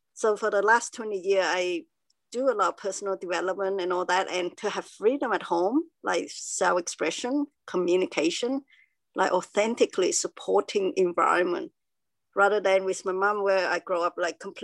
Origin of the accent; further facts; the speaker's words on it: Cambodia; now in Melbourne, Australia; I was born in Cambodia, and there's war